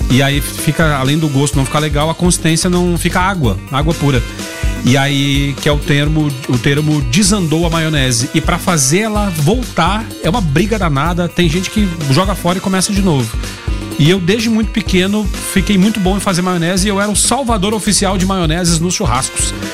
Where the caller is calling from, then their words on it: Goiás, Brazil; Boa tarde … eu sou aqui da Jaiara